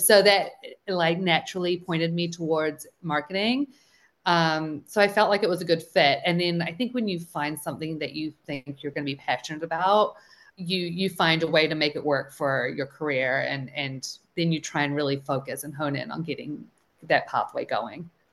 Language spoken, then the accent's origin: English; New Zealand; moved away as an adult; now in United States; So I'm originally from New Zealand and I moved out here fresh out of college.